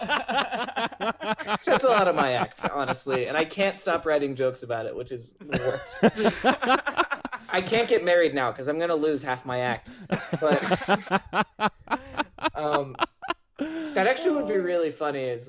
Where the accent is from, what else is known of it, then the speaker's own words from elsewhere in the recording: Columbus, Ohio, United States; I grew up in Columbus